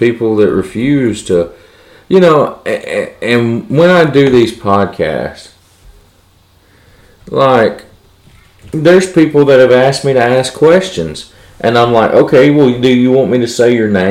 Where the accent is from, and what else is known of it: United States